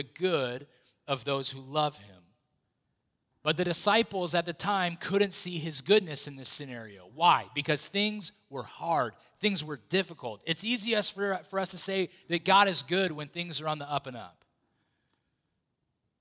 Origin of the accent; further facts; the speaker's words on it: United States; being an American